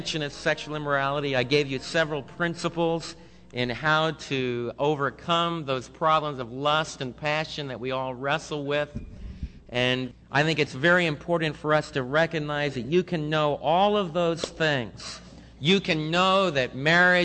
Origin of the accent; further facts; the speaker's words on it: United States; we as American believers